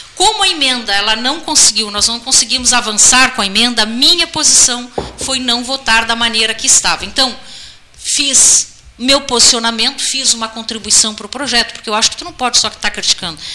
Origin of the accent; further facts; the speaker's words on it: Gaúcho, Rio Grande do Sul, Brazil; nós somos brasileiros e nós somos gaúchos